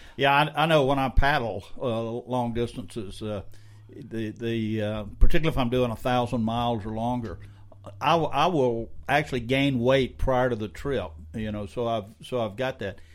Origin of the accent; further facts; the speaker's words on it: Scotland, United Kingdom; I'm Scottish